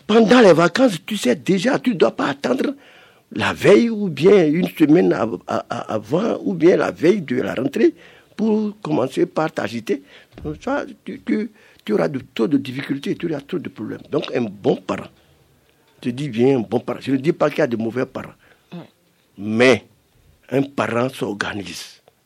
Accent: Cotonou, Littoral, Benin; je suis un villageois, mais je suis né à Cotonou

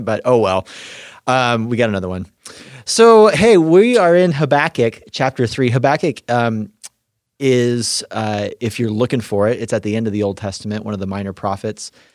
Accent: California, United States; now in Indiana, United States

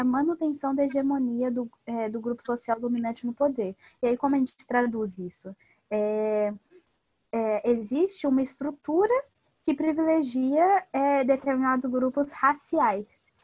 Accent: São Paulo, Brazil; moved away as an adult; now in Rio de Janeiro, Brazil; sou paulistana

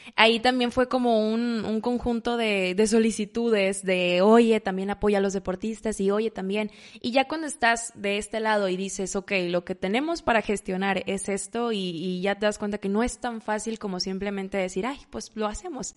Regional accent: Monterrey, Nuevo León, Mexico; also born or lived in Mazatlán, Sinaloa; Nací en Mazatlán, Sinaloa, tengo 23 años, ya tengo aproximadamente 15 años viviendo en Monterrey, así que me gusta considerarme una sinaloense, pero que ya se formó como regia

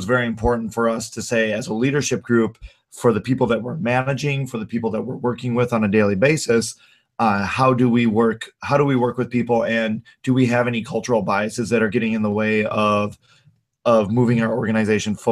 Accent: Minnesota, United States; Josh, you grew up in California. I grew up in Minnesota.

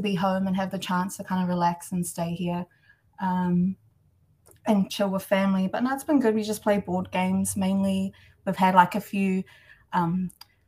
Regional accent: Auckland, New Zealand; I grew up in Otahu

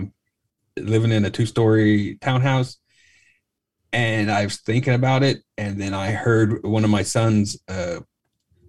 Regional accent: Tulsa, Oklahoma, United States; I grew up in Tulsa, Oklahoma, so it's not as big

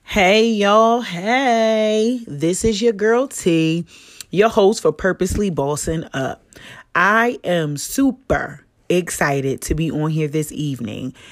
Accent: Philadelphia, Pennsylvania, United States; I'm from Philly

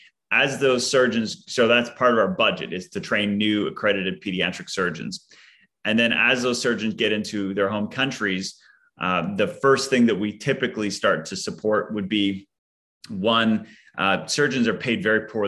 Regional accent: Yellowknife, Northwest Territories, Canada; born there; moved away; also born or lived in Kuwait; So I was actually born in Northern Canada, in the Northern Territory or Northwest Territories of Canada, a city called Yellowknife.

